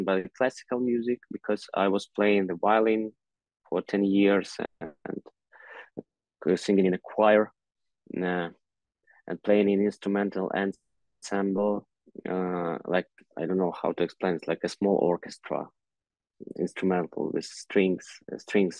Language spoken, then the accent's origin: English; Kyiv, Ukraine; English is a second language; I was born in Kyiv